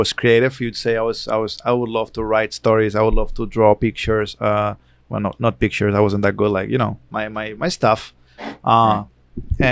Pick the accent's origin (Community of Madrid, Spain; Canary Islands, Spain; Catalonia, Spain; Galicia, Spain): Catalonia, Spain; Barcelona; I was born in Barcelona, which is even more European than the rest of Spain.